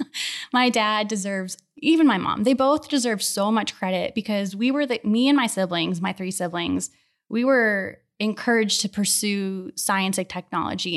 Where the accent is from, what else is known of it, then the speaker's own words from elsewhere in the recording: Akron, Ohio, United States; now in Houston, United States; I grew up in Ohio, in the Akron area